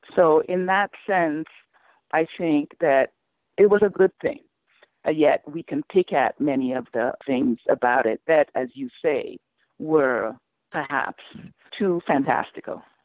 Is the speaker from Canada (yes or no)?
no; Sierra Leone; now in United States; I grew up in Sierra Leone